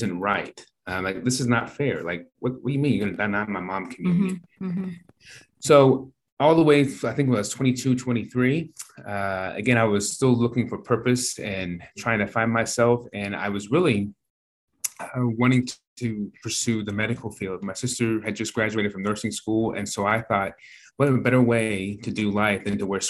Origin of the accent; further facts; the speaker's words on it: Norman, Oklahoma, United States; I am from Norman, Oklahoma